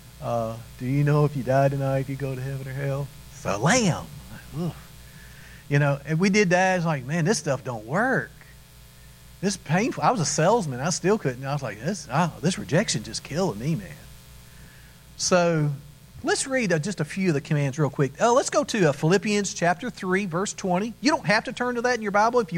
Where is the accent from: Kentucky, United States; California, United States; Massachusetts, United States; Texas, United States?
Kentucky, United States; We grew up in Kentucky.